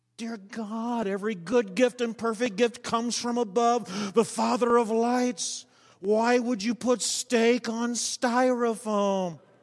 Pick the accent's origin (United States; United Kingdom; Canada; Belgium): United States; I'm thankful to be an American